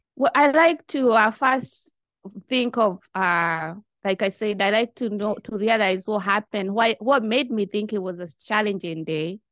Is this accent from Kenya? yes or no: yes; Kenya; moved away as an adult; now in Japan; I'm from Kenya. You know, I've been in Japan, uh, for the last twenty-one years.